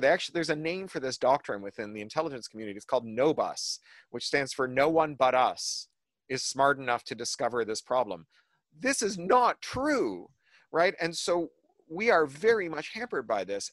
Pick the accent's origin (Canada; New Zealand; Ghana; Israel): Canada; now in United States; a Canadian living in the US